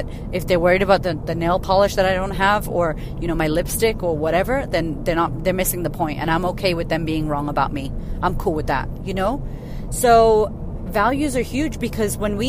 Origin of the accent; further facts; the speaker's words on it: United States; I'm American